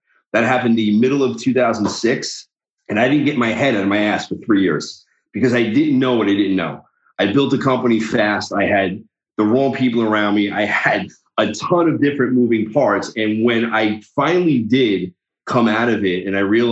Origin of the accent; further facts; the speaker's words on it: New York, United States; also born or lived in New Jersey; I'm from New York. Live in New Jersey and New York